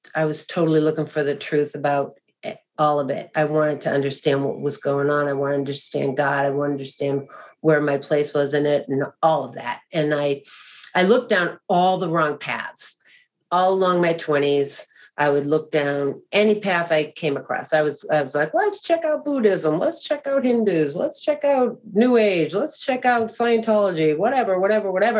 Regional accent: Boston, Massachusetts, United States; I grew up actually in Boston, Massachusetts, the greater Boston area

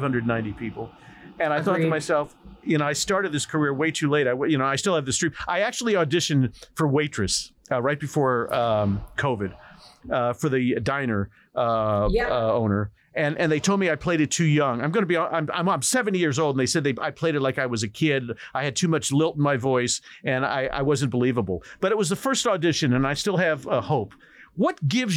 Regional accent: Indiana, United States; I grew up in Indiana, Midwest.

